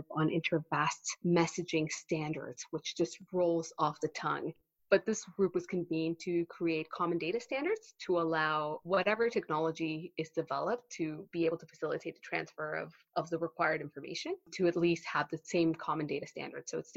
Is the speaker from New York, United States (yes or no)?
no; Texas, United States; also born or lived in Mexico / Canada; now in London, United Kingdom; I am Mexican-Canadian. I grew up in Texas